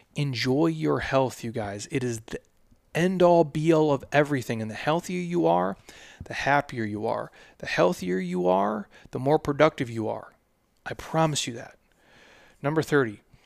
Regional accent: Minnesota, United States; I'm from Minnesota

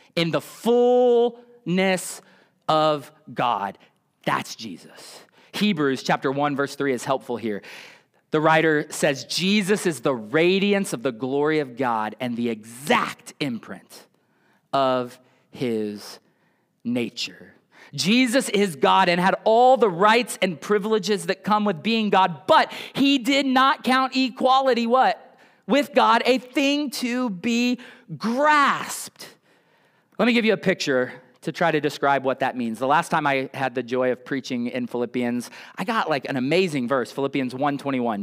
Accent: United States

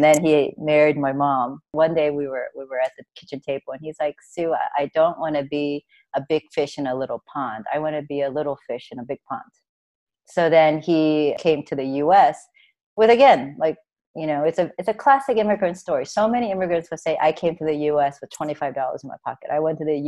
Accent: Maryland, United States; moved away as an adult; also born or lived in Korea / New York City; I grew up in Maryland

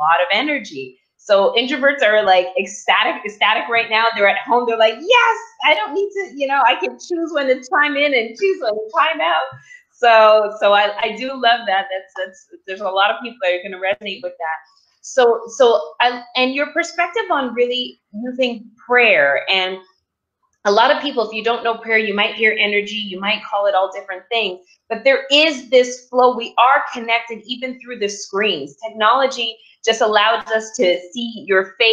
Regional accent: Canada; now in United States; me being a Canadian here now, living in the U.S.

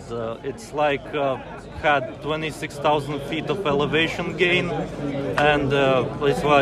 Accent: Latvia; English is a second language; moved away as an adult; now in United Kingdom; I'm from Latvia, but uh, living in UK like from 2012.

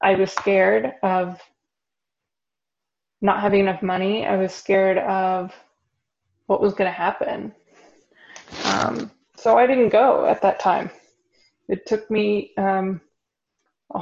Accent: Texas, United States; moved away as an adult; also born or lived in Florida; now in Germany; I was from Texas.

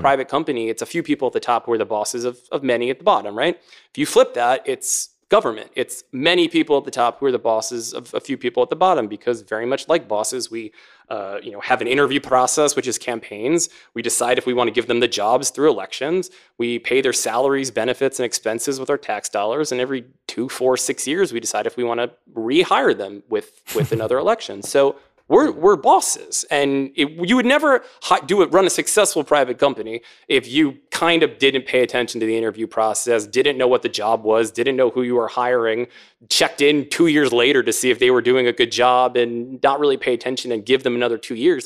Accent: Maryland, United States; my home state of Maryland

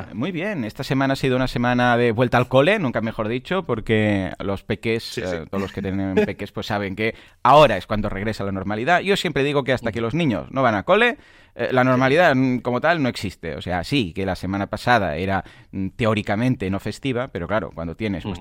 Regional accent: Catalonia, Spain; somos catalanes los dos

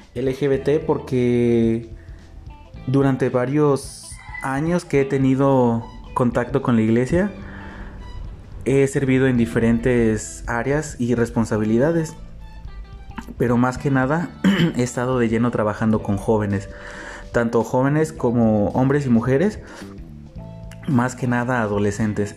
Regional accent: Xalapa, Veracruz, Mexico; soy de la ciudad de Jalapa, Veracruz

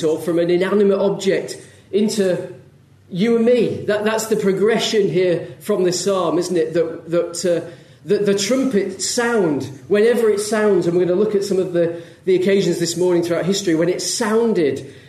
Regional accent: Leeds, Yorkshire and the Humber, United Kingdom; I grew up in Leeds, not far from Leeds

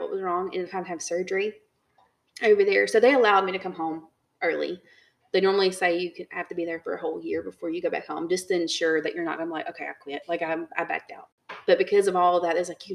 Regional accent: United States; moved away; we're American

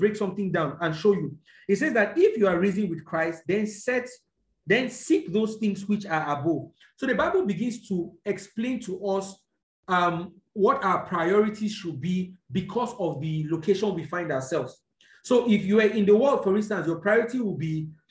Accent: Nigeria; I'm a Nigerian because I was born here

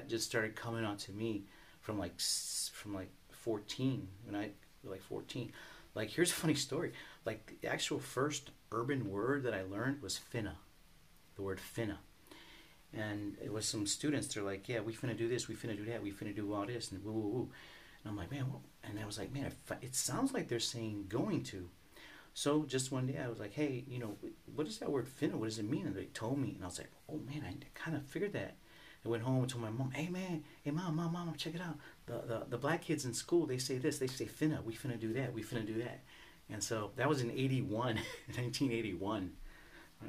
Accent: United States; also born or lived in Mexico; growing up in Market Park area, it was a lot of German, Lithuanian, Polish

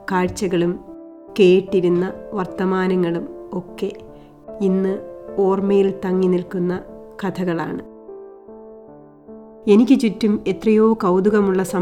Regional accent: southern Kerala, India; moved away as an adult; ഞാൻ ജനിച്ചു വളർന്നത് തെക്കൻ കേരളത്തിലെ ഒരു ഗ്രാമത്തിലാണ് വയലും തോടും കുളവും അമ്പലവും കാവും മലയും ഒക്കെയായി ഒരു കാർഷിക ഗ്രാമം

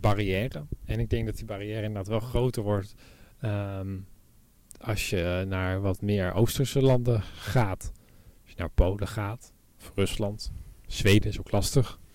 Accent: Netherlands; wij als Nederlanders

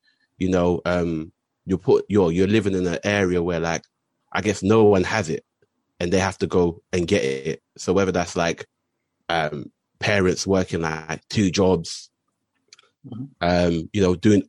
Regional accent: London, United Kingdom; I've lived, I guess, all over Southwark most of my life. I grew up in Camberwell my early days, and then eventually moved down to Old Kent Road at Bermondsey. Lived in the council estate there

